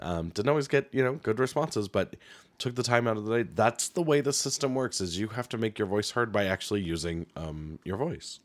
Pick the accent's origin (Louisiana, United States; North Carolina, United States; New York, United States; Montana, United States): Montana, United States; Helena; moved away; growing up in Helena, you're always around the political machines that are in the state